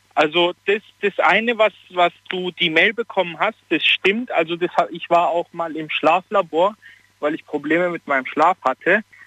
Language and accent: German; Italy; ich bin Italiener und bei uns gibt es auch so dieses Aberglaube